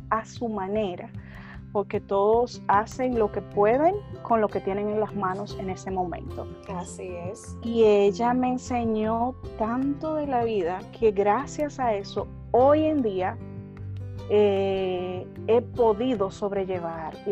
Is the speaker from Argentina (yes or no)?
yes; Argentina